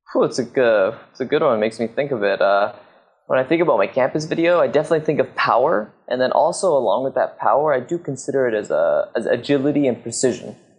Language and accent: English; Squamish, British Columbia, Canada; I grew up in Squamish in Canada